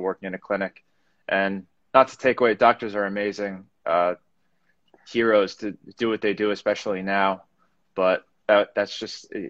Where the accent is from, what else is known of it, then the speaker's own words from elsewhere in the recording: Parkland, Florida, United States; also born or lived in New York City; I grew up in South Florida, Parkland. Born in 91, raised in South Florida